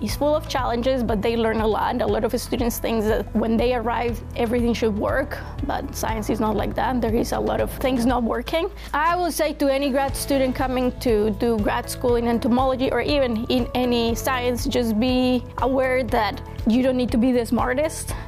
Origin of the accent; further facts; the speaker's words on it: Colombia; moved away as an adult; now in Lincoln, United States; I grew up in South America, in Colombia, is one of the most biodiverse countries in the world